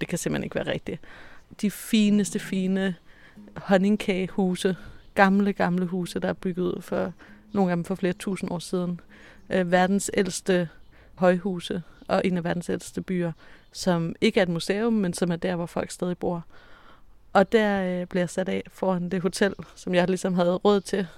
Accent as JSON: {"language": "Danish", "area": "Mols", "region": "Central Denmark Region", "country": "Denmark", "also_born_or_lived": "Copenhagen / Sanaa, Yemen", "moved": "as an adult", "lives_now": "Yemen", "said": "jeg kommer fra Mols, og jeg bor i Yemen"}